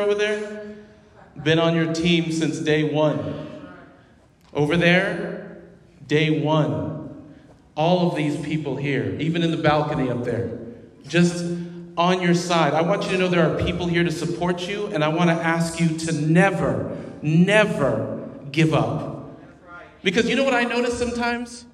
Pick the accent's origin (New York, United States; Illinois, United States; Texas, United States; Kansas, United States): Kansas, United States; Wichita; I hail from Wichita, Kansas.